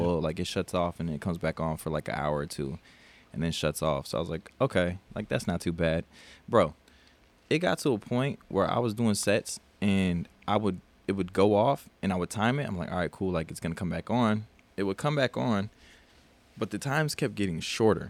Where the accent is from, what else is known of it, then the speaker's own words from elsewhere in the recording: South Dakota, United States; now in Texas, United States; I'm from South Dakota